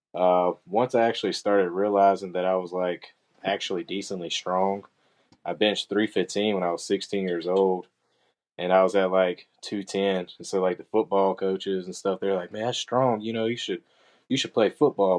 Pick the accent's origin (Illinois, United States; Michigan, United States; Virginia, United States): Virginia, United States; Roanoke; also born or lived in Vinton, Virginia; I'm from Roanoke, Virginia, born and raised